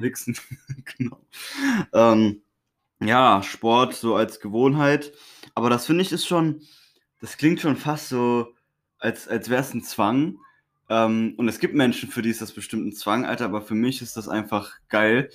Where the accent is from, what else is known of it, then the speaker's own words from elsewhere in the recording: Honduras; moved away; ich bin in Honduras aufgewachsen